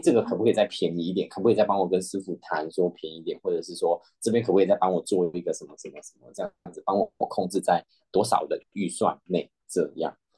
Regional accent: Malaysia; moved away; 我是来自马来西亚的

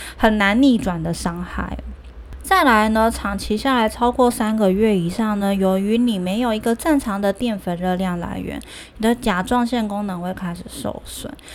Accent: Taiwan; 我们台湾人真的太爱吃鸡蛋

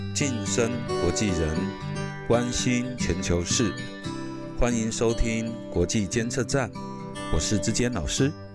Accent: Penghu County, Taiwan; 因为我是澎湖人嘛，哈，对。所以在澎湖长大的过程中

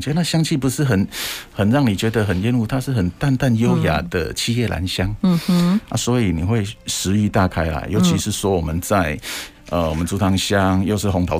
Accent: Zhutang, Changhua County, Taiwan; moved away as an adult; 我在这边出生长大啊。

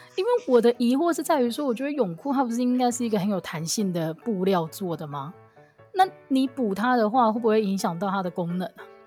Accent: Kaohsiung, Taiwan; 我跟我们系上的另外那一位豹哥，我们是高雄人

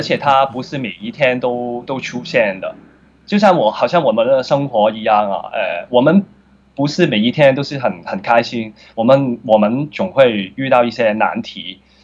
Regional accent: Hong Kong; 我小时候的长大的环境都是比较 很穷的，在香港，就是，呃，薪水部啊，不知道你们有没有去过，就是，呃，一些比较多地下街城的，呃，人，然后我就在这个环境长大

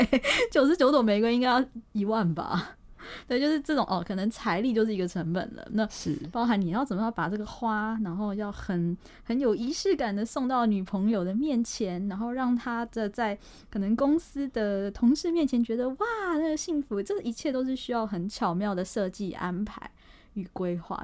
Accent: Taiwan; 我们台湾人

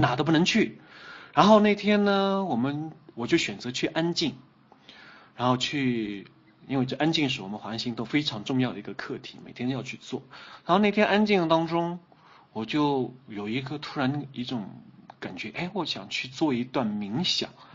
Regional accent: Kunming, Yunnan, China; 出生，成长都在昆明，读无锡

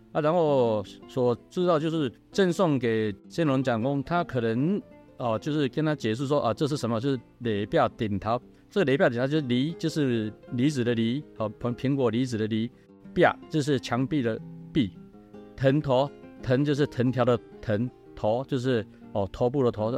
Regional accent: Qimei, Penghu County, Taiwan; 我是七美香长

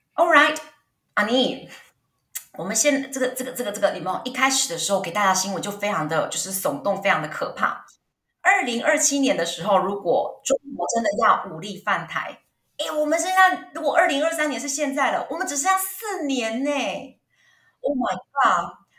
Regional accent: Taiwan; 我们台湾人

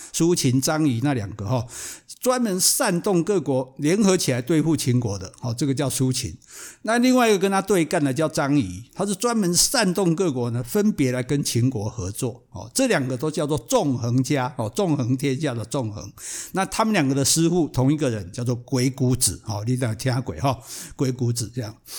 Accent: Taiwan; 我们台湾人叫香港脚

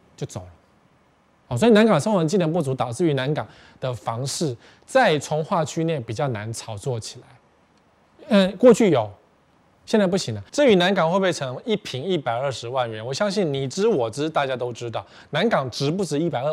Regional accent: Taipei, Taiwan; also born or lived in Sanchong, New Taipei; 我们台北人也习惯了

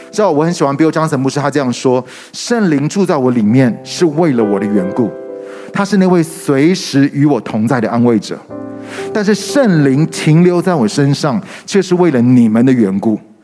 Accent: Taiwan; also born or lived in Singapore; 半年之后，我就回台湾全职，一直到今天

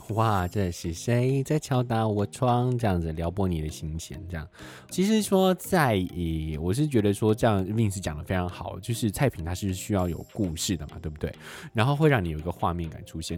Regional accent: Taipei, Taiwan; 我们台北人

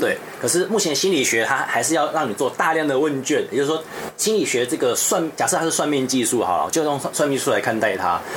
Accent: Taiwan; 我台湾人

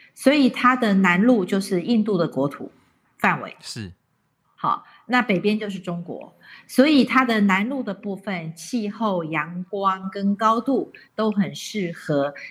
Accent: Taiwan; 因为我们台湾人跟日本人的关系

